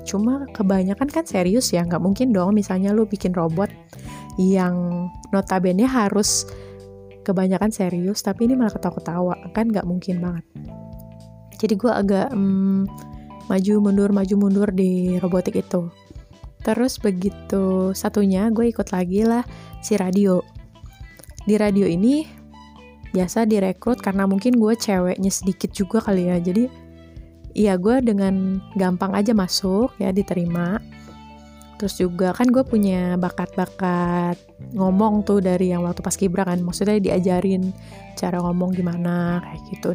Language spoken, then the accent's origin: Indonesian; Bogor, West Java, Indonesia; also born or lived in Jakarta; gua lahir di Jakarta, besarnya di Bogor, dan punya keturunan dari ibu dan ayah yang orang Jawa